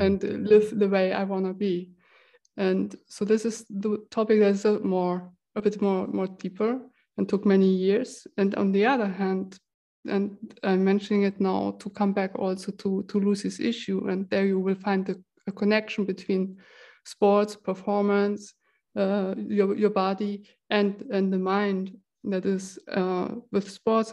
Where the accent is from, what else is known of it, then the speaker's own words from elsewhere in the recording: Germany; now in Switzerland; I come originally from Germany